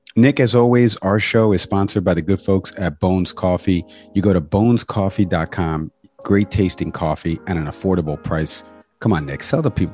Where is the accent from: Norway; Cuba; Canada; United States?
Cuba; I am Cuban, right? We eat uh, lechon and we eat uh, picadillo and we celebrate Nochebuena